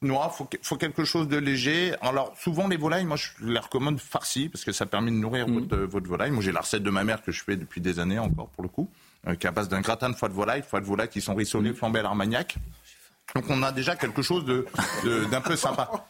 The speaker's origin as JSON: {"language": "French", "area": "Berry", "region": "Centre-Val de Loire", "country": "France", "said": "je suis originaire du Berry"}